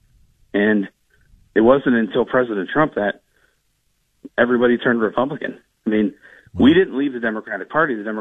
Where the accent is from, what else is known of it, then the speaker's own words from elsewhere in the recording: Toledo, Ohio, United States; I grew up in Toledo, in the old Polish village in the North End